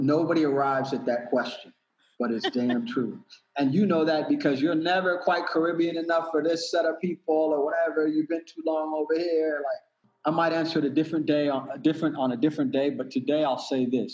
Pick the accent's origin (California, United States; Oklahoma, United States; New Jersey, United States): California, United States; Pasadena; now in Costa Rica; I grew up in Pasadena, California